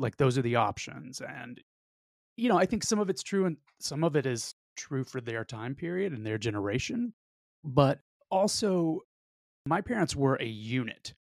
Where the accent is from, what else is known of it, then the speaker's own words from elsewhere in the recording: the South, United States; I'm also from the South, where privacy is disproportionately r-, regarded